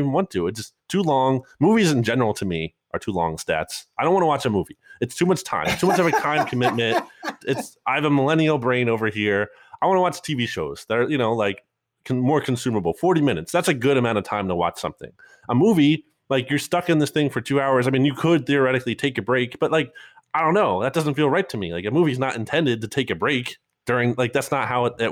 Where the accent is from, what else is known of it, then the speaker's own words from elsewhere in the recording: New Jersey, United States; moved away; I grew up in New Jersey a little bit